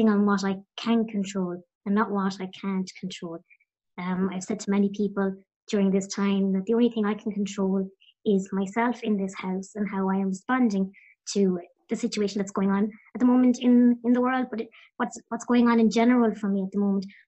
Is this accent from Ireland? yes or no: yes; County Clare, Munster, Ireland; I'm from the west of Ireland as well. I'm from County Clare.